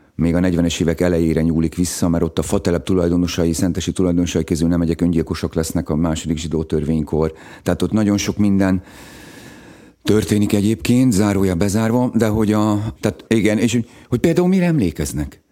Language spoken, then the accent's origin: Hungarian; Szegvár, Csongrád-Csanád, Hungary; moved away; also born or lived in Békéscsaba / Szeged; én Szegváron nőttem föl